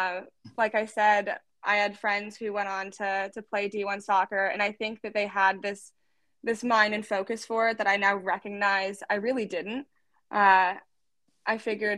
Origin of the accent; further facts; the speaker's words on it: Fishers, Indiana, United States; moved away as an adult; we grew up in Fishers, Indiana